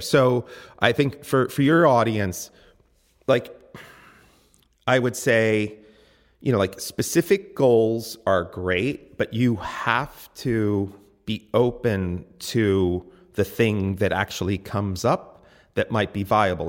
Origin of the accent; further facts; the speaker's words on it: Reading, Pennsylvania, United States; I was born in Redding, Pennsylvania